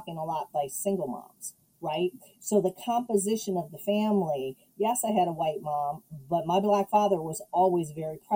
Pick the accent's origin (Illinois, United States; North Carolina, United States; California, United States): Illinois, United States; Chicago; I grew up in Chicago, and then we moved to the suburbs. So I spent the first 8 years of my life in a predominantly black neighborhood.